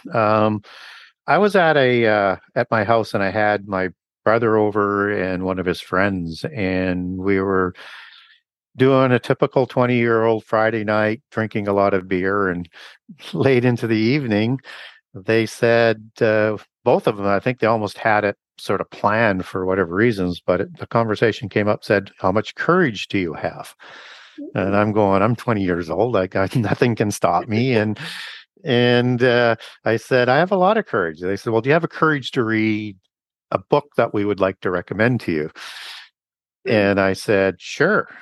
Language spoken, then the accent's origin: English; Canada; I was baptized in a, in a church in Canada. I'm from Canada